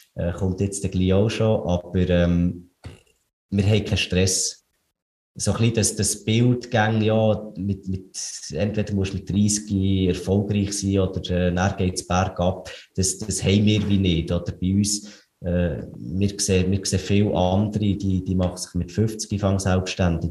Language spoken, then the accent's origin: German; Switzerland; wir, wir sind Schweizer